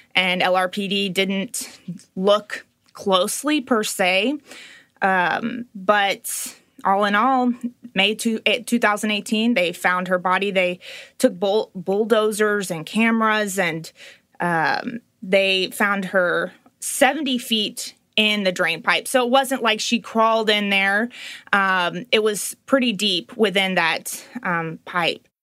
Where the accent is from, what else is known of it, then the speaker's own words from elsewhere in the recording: Little Rock, Arkansas, United States; I am from Little Rock